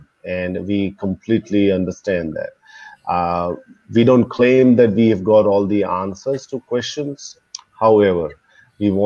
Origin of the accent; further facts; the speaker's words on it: Melbourne, Victoria, Australia; now in India; I'm originally from Melbourne, currently in India